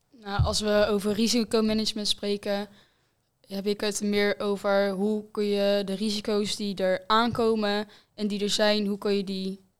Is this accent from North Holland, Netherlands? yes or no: no; Westland, South Holland, Netherlands; ik kom uit Westland